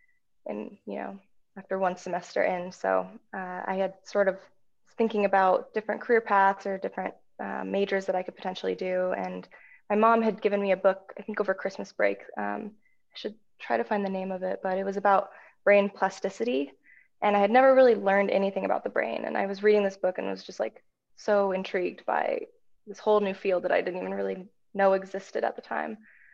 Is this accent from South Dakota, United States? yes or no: yes; Spearfish, South Dakota, United States; now in Seattle, United States; I grew up in South Dakota, in Spearfish, a little town in the Black Hills